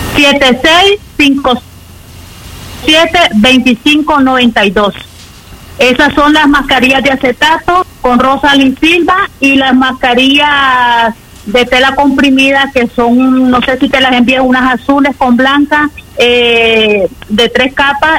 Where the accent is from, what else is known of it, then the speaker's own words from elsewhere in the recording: Chinandega, Nicaragua; moved away; la preocupación de los extranjeros nicaragüenses, más que todas las personas de Chinandega, estamos muy preocupados